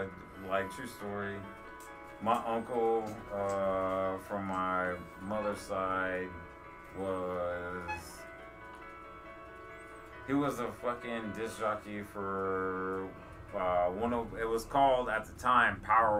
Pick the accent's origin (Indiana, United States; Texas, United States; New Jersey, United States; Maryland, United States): Texas, United States; Houston; moved away; I'm from Texas.